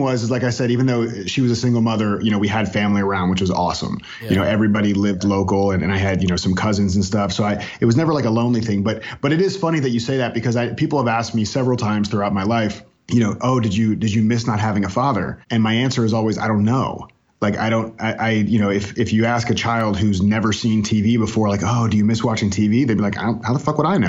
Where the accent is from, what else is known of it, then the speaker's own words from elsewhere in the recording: North Miami Beach, Florida, United States; moved away as an adult; now in Raleigh, United States; I was born in North Miami Beach, Florida, and raised in Florida. I lived in Florida almost my entire life